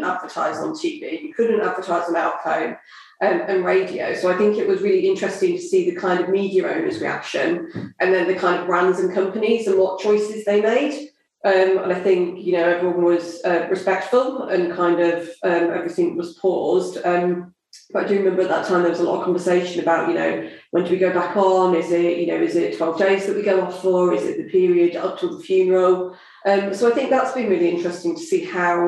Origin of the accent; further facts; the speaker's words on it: southern England, United Kingdom; accent: southern; my southern accent